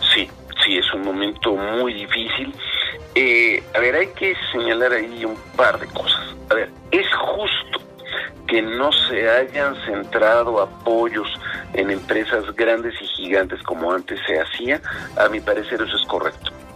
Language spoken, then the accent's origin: Spanish; Mexico